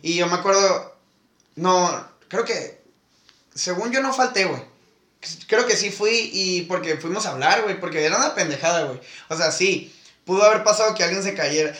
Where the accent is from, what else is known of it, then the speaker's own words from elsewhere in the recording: Mexico; soy pinche taco